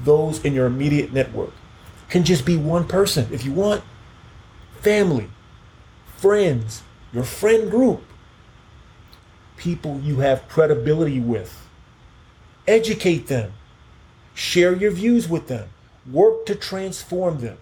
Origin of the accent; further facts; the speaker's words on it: Key West, Florida, United States; I'm from Key West. I grew up on seafood